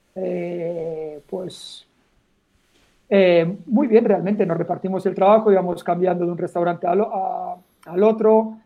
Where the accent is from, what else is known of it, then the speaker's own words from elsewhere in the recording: Molins de Rei, Catalonia, Spain; also born or lived in Poblenou, Barcelona; nací aquí en Barcelona, ahora en un pueblo muy cerca que se llama Molins de Rey